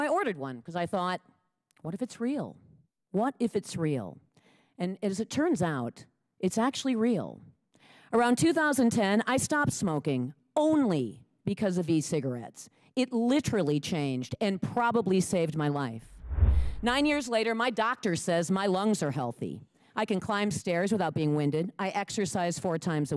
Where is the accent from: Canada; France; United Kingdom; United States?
United States; Lake Mills, Wisconsin; I'm from Lake Mills, Wisconsin.